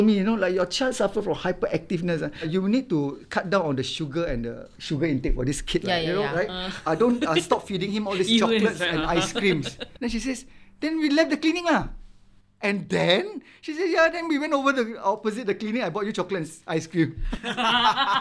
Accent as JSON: {"language": "English", "country": "Singapore", "tie": "born or raised there", "said": "I would always be sitting at the beach where I grew up in Marine Parade"}